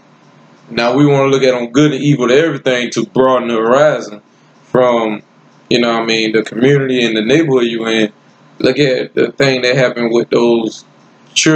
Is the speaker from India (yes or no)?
no; Lake City, South Carolina, United States; also born or lived in Newark, New Jersey; I'm from Lake City, South Carolina. But I was born and raised, I was born in Newark. But I was raised in South Carolina